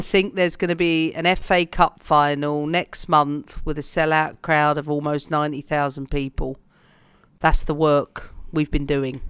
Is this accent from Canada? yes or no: no; London, United Kingdom; for me as a Londoner